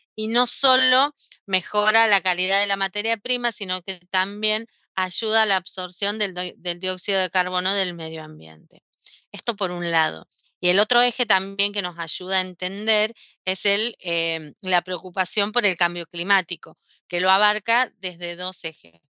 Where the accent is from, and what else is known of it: Argentina